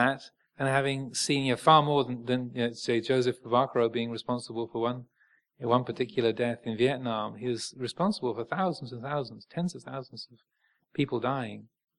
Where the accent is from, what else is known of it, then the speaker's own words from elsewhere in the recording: England, United Kingdom; And I know we're English, well, most of us. We're living in England, so we tend to sort of hide behind a veneer of everything's fine, and especially Southern English.